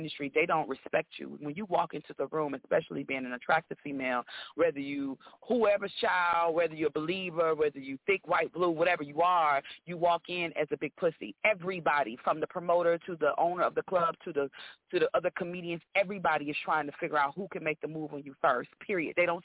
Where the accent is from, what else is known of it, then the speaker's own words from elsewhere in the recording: Houston, Texas, United States; moved away; also born or lived in Atlanta / Los Angeles; I'm from Houston, but by way of Atlanta.